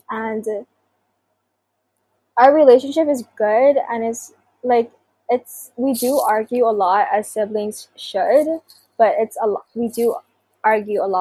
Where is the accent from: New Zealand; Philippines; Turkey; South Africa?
Philippines; to reclaim my identity as a Filipino is to not run away from a culture that was passed down from generations before me